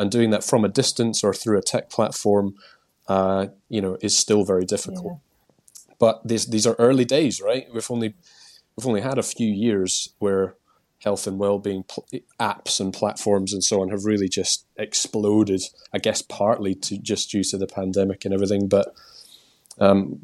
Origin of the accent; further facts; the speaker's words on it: Scotland, United Kingdom; accent: Scottish; moved away as an adult; now in England; I've still retained my Scottish accent somehow. I've lived in England now for like 20 years